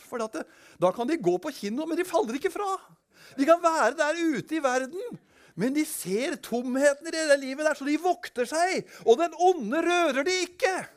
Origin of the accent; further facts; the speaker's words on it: Kongsberg, Buskerud, Norway; Da var jeg da var jeg en del av en ungdomskultur på Kongsberg. Jeg kommer fra Kongsberg